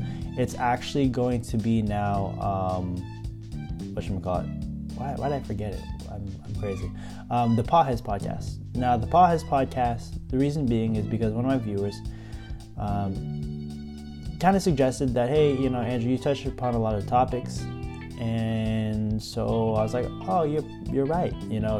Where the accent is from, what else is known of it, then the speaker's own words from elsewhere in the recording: Philippines; I'm Filipino.